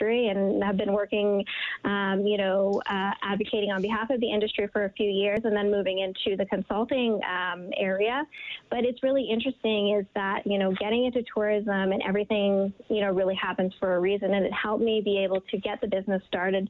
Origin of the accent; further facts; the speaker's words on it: Blood Tribe, Alberta, Canada; moved away as an adult; now in Calgary, Canada; I'm Blackfoot. I grew up in Blood Tribe